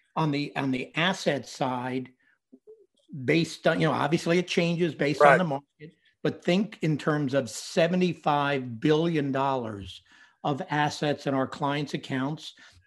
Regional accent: Winston-Salem, North Carolina, United States; also born or lived in Brooklyn, New York; and then my family moved to Winston-Salem, North Carolina.

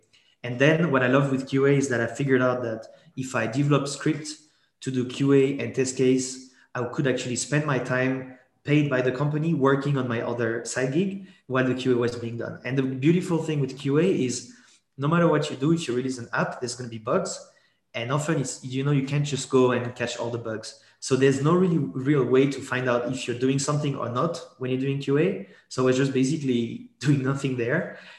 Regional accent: Geneva, Switzerland; born there; first language French; English is a second language; So French is my mother tongue because I was actually born in Geneva, but my parents are French from the south of France. So French was my mother tongue.

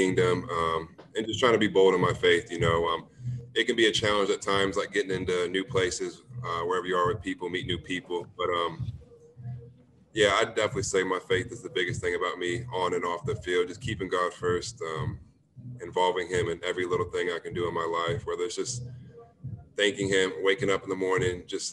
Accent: Lawrence, Kansas, United States; born or raised there; moved away as an adult; also born or lived in Oklahoma

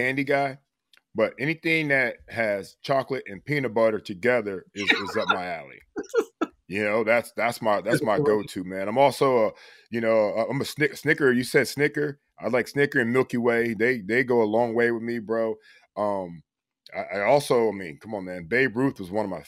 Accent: Marion, Ohio, United States; I'm from Marion, Ohio. You always talk about my little town

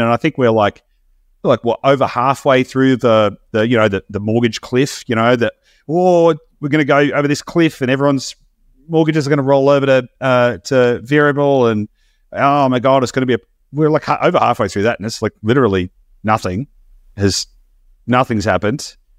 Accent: Australia; as an Australian

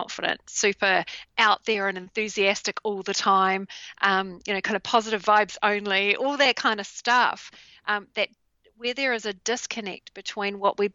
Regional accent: New Zealand; in New Zealand, in my home country.

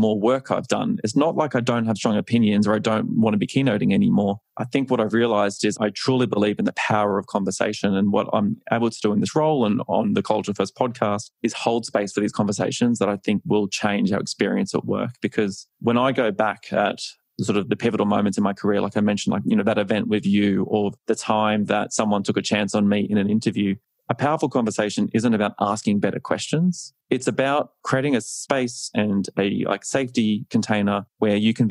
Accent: Australia; accent: Australian; moved away as an adult; now in United States; This is an Australian accent

